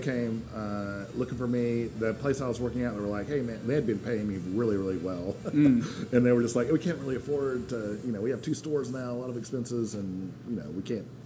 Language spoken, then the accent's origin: English; Asheville, North Carolina, United States; also born or lived in Edinburgh, Scotland; we moved to Asheville when I was only two months old, so I've been in North Carolina ever since